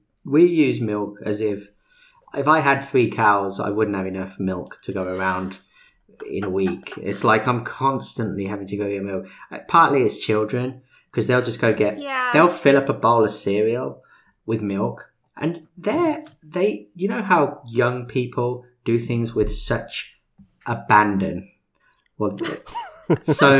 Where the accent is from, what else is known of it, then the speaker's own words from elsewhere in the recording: United Kingdom; now in United States; I'm British.